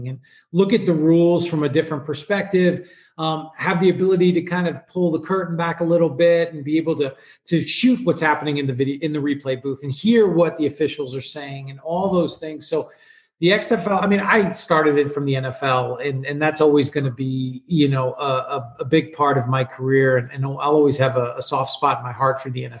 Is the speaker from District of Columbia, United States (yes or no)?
no; New York, United States; I grew up in New York.